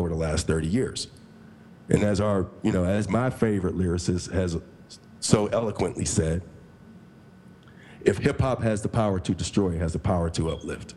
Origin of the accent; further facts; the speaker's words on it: Coraopolis, Pennsylvania, United States; moved away as an adult; also born or lived in Pittsburgh, Pennsylvania; I'm from Coriopolis, Pennsylvania.